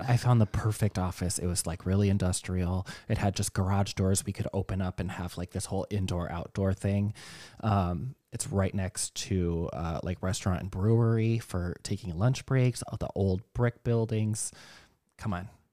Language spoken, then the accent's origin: English; Minnesota, United States; I'm still from Minnesota where fifty degrees is hot